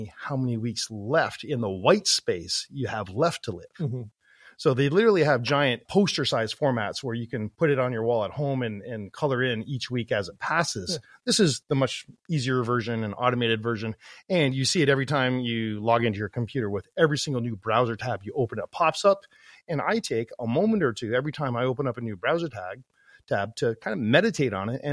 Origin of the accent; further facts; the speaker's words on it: Toronto Niagara Falls area, Ontario, Canada; moved away as an adult; now in Calgary, Canada; I'm originally from the Toronto Niagara Falls area, and I moved out west, left my family, left my friends, and everything that I knew growing up as a kid